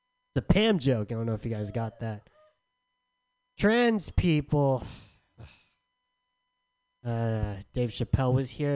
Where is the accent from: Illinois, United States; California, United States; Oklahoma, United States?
California, United States; San Diego; moved away; I'm from San Diego